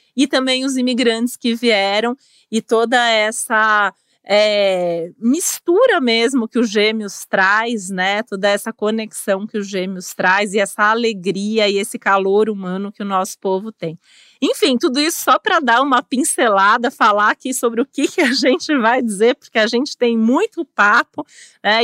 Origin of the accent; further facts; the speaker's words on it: Brazil; no nosso país